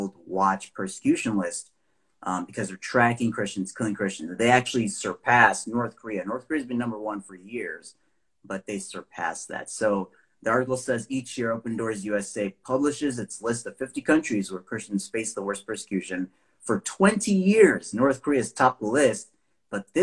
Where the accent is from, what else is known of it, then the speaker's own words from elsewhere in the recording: Nigeria; I'm from Nigeria